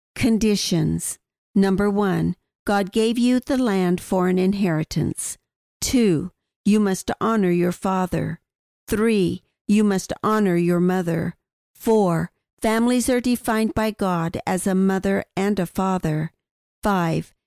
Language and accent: English; Wyoming, United States; My father was a forest ranger in Wyoming, and the Wind River area with its thousand lakes for me was my promised land